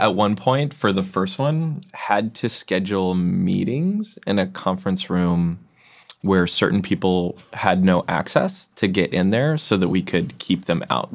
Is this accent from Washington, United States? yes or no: yes; Seattle, Washington, United States; I come from Seattle